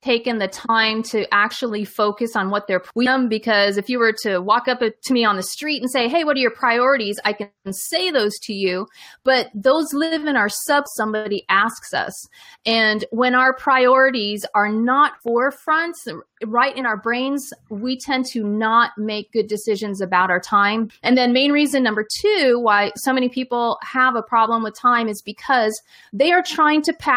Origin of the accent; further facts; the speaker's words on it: Los Angeles, California, United States; now in Texas, United States; Born and raised in Los Angeles from Texas. So I like to say that I immigrated to Texas from